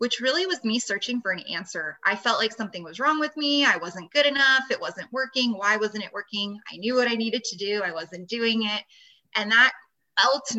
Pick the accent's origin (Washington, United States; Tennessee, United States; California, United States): California, United States; Los Angeles; moved away as an adult; now in Las Vegas, United States; I'm from the Los Angeles area